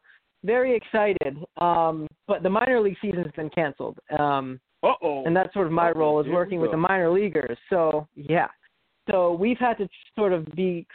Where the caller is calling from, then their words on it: Bryn Mawr, Pennsylvania, United States; Calling from Bryn Mawr, Pennsylvania